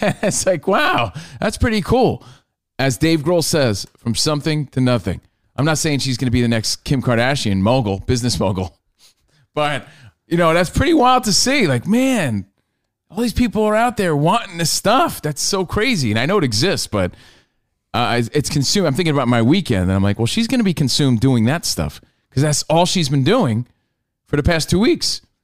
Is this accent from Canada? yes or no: no; New York, United States; We're from New York.